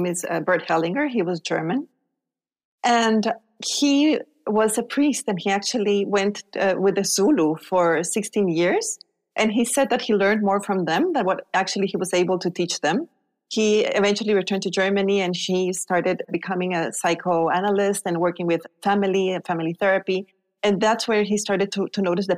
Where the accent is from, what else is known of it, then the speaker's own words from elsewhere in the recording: Guatemala; moved away as an adult; also born or lived in Spain; I was born in Guatemala.